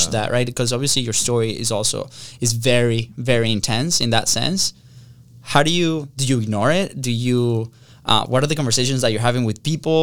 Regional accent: Venezuela; moved away; We grew up in Venezuela

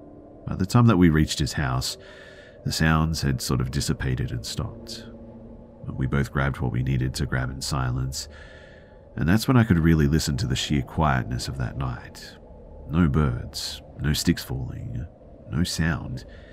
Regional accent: California, United States; So I grew up in Orange County, CA, but there were some real wild areas around us, believe it or not.

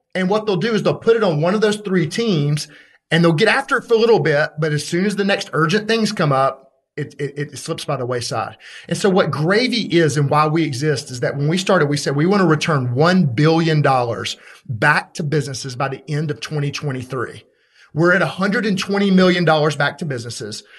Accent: Birmingham, Alabama, United States; I'm from Birmingham, Alabama

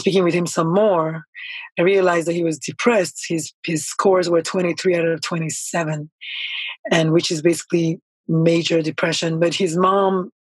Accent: Nigeria; moved away as an adult; also born or lived in San Antonio, Texas; now in United States; So I was born in Nigeria. I'm Nigerian by birth, naturalized American. And my first, 20-something years of life were in Nigeria. I think 25 years

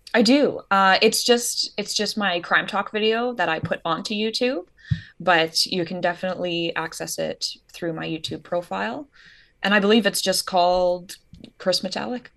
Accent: Canada; Canadian. I'm Canadian.

